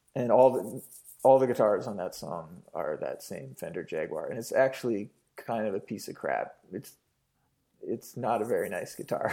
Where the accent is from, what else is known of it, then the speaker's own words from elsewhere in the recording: British Columbia, Canada; growing up in Canada